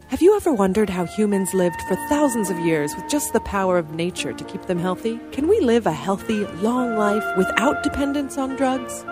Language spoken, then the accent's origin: English; Edmonds, Washington, United States; also born or lived in California; I grew up in Edmonds, moved to California for college, and then moved back up here